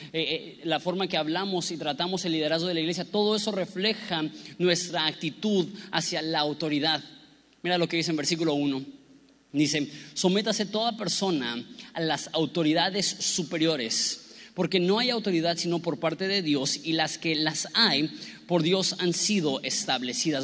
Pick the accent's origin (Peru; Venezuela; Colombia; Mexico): Mexico; nosotros lidiamos como mexicanos